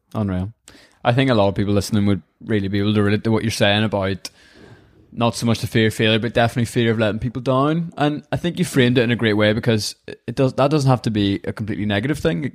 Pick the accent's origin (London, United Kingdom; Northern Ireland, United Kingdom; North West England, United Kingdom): Northern Ireland, United Kingdom; our wee country